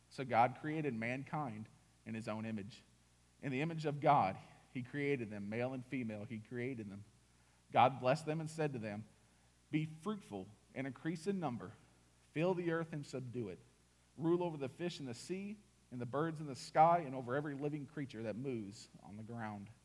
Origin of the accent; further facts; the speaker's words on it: Indiana, United States; born there; moved away; also born or lived in Mississippi; I was born in Indiana. No mountains. It's cornfield, cornfield, cornfield, cornfield. Oh, a bean field. All right. Nothing to look at. That's that great. We moved to Mississippi.